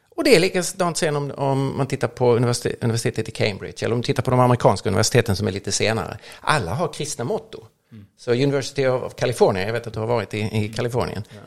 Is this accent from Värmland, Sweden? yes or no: no; Lund, Skåne, Sweden; växte upp nere i Lund